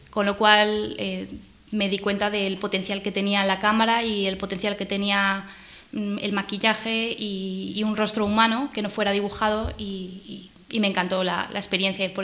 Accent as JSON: {"language": "Spanish", "town": "Pontevedra", "region": "Galicia", "country": "Spain", "also_born_or_lived": "Cádiz / Canarias / Cartagena / Madrid", "said": "es muy difícil decir dónde me he criado porque yo soy de Pontevedra, de, Galicia. Lo que pasa es que me, he mudado toda mi vida. He estado en, Cádiz, en Canarias, en Cartagena, en Madrid, en Bélgica, en, Galicia en muchos sitios"}